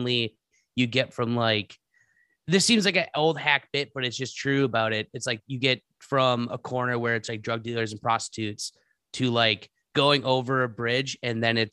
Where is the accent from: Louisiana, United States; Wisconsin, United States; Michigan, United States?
Wisconsin, United States; Appleton; also born or lived in Neenah, Wisconsin / Menasha, Wisconsin / Oshkosh, Wisconsin; I lived all over the Fox Cities, born in Nina, lived in Menasha, Appleton, Oshkosh